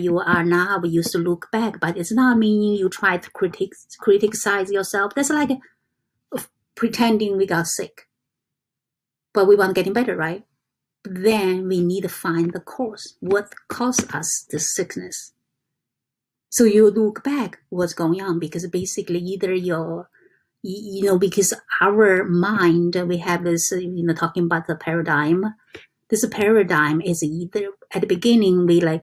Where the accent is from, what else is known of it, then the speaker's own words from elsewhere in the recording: China; English is a second language; moved away as an adult; I come from China in 1996.